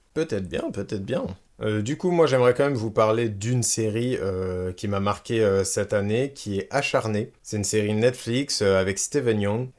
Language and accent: French; France; chez nous en France